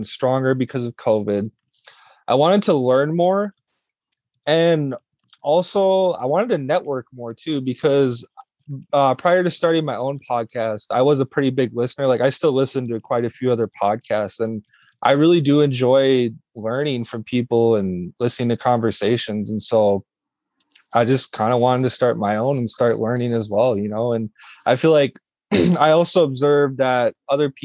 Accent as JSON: {"language": "English", "town": "Brooklyn Center", "region": "Minnesota", "country": "United States", "tie": "born or raised there", "said": "I'm from Brooklyn Center, Minnesota, born and raised. I still live here"}